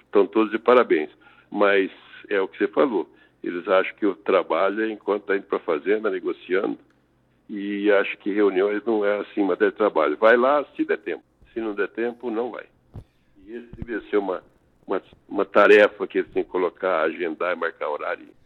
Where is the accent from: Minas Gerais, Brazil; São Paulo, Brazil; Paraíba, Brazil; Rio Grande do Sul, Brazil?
São Paulo, Brazil; now in Tangará da Serra, Brazil; o que de fato sou é paulista de origem, era agrônomo por formação, morador em Tangará da Serra desde 82